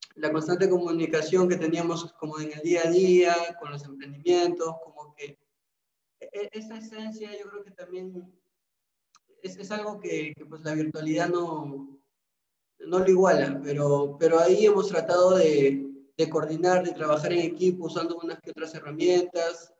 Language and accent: Spanish; Trujillo, La Libertad, Peru; yo sí soy de Trujillo